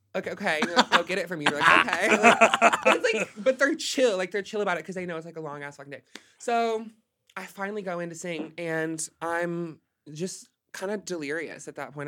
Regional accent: Hot Springs, Arkansas, United States; moved away as an adult; now in Los Angeles, United States; Arkansas. I'm from Arkansas

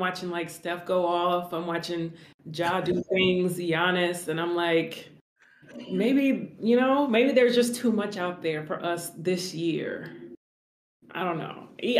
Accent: Covina, California, United States; I was born in Covina

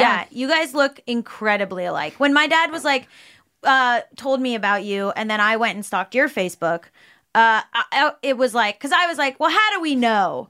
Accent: South Florida, United States; we grew up in South Florida

